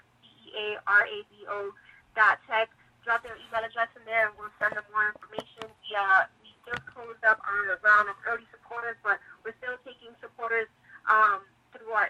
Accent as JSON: {"language": "English", "town": "New York City", "region": "New York", "country": "United States", "tie": "born or raised there", "also_born_or_lived": "London", "said": "being born and raised in New York City, in the Bronx, and then going to high school in East Harlem"}